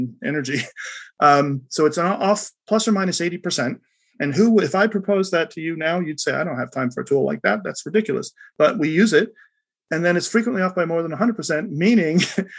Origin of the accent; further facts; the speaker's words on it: United States; as an American